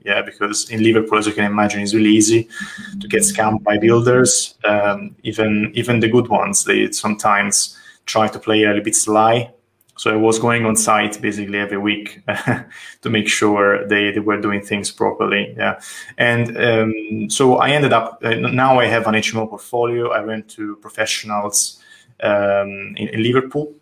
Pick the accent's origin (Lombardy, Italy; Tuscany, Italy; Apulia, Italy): Tuscany, Italy; accent: Italian; English is a second language; moved away as an adult; now in London, United Kingdom; I'm from Italy, as you can judge from my name and my accent, and um, from Tuscany, more precisely. I moved to London in, in 2013.